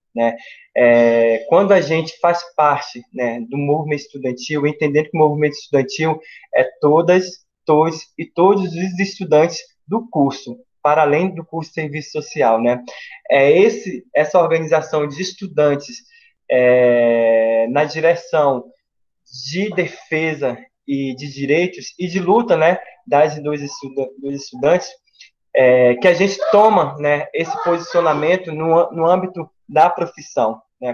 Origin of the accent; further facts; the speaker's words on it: Pará, Brazil; now in Goiás, Brazil; sou do Pará e vim para Goiás, né, para a UFG